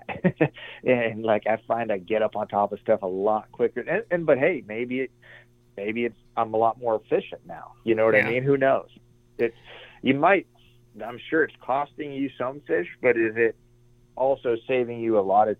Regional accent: Arizona, United States; also born or lived in New Hampshire; I was born in New Hampshire. All my family is from New Hampshire, even a lot from Canada. But we moved out to Arizona when I was 8 years old.

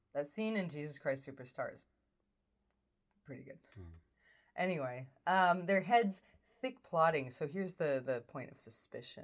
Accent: United States; as an American

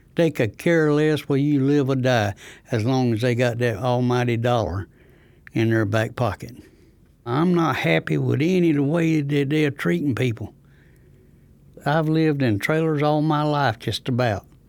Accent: Rosewood, North Carolina, United States; I'm from Rosewood, next to Goldsboro

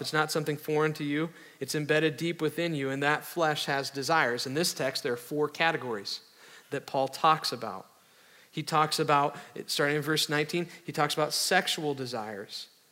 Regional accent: the North, United States; I grew up in the North

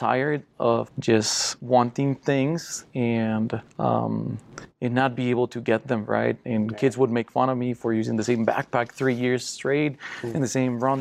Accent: Costa Rica; English is a second language; now in United States; I'm from Costa Rica, born and raised, and poor family

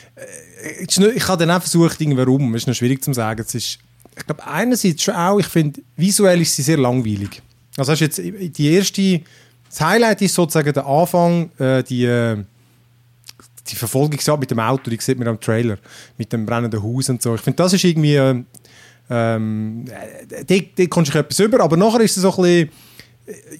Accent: Switzerland; bei uns in der Schweiz

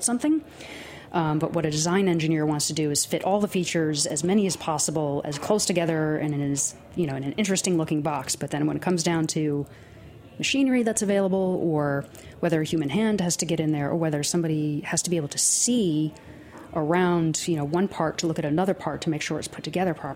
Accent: Nassau County, Long Island, New York, United States; also born or lived in California / Hudson Valley; I grew up in Nassau County on Long Island

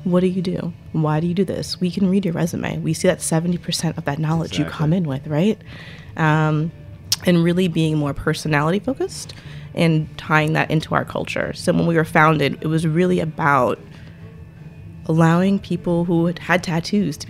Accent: New York, United States; I'm from New York

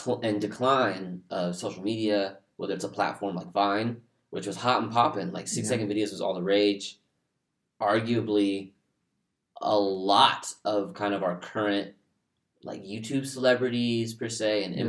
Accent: Houston, Texas, United States; moved away as an adult; now in Dallas, United States; we're from Houston

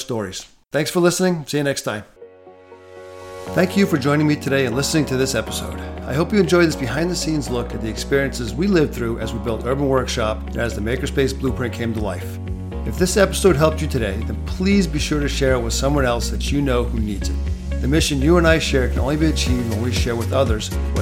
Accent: Rhode Island, United States; also born or lived in Texas; now in Southern California, United States; I grew up in Rhode Island, went to college in Texas at the University of Texas at Austin and Arlington, and now reside in Southern California

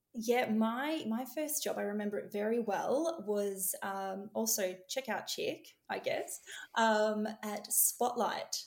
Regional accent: Melbourne, Victoria, Australia; I was born in the west of uh, of Melbourne, um, and I now live in the northwest of Melbourne in uh, Tullamarine

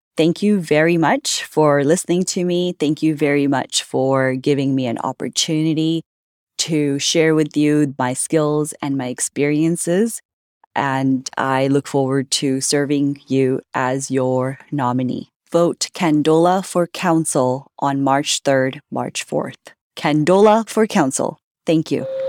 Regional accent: Vancouver, British Columbia, Canada; also born or lived in India; I grew up in Vancouver, in South Vancouver

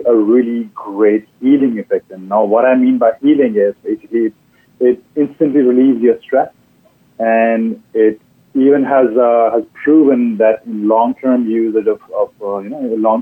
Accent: India; moved away as an adult; now in Canada; I grew up in India

